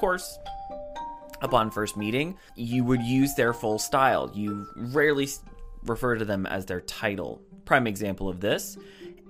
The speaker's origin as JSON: {"language": "English", "country": "United States", "said": "I'm an American with a passion for the British royal family"}